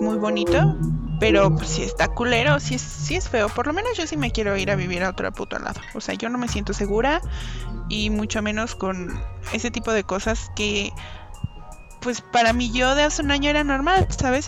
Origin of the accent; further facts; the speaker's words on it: Mexico; somos todos somos mexicanos